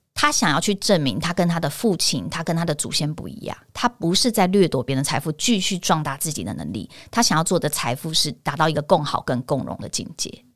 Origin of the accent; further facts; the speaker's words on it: Taipei, Taiwan; 我在台湾长，长大，我，我念天龙国的国小跟国中